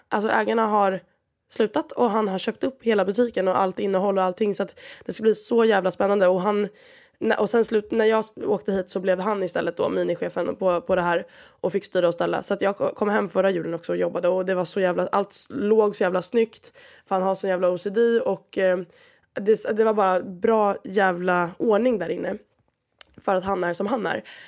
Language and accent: Swedish; Sweden; moved away as an adult; now in Valencia, Spain; jag är från Sverige